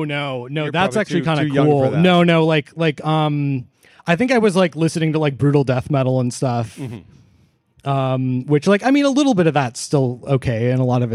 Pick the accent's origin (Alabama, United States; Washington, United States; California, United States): Washington, United States; Seattle; moved away as an adult; now in Olympia, United States; I'm from Seattle originally